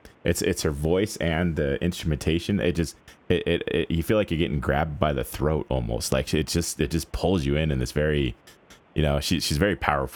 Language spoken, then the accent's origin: English; Nevada, United States; as a Nevadan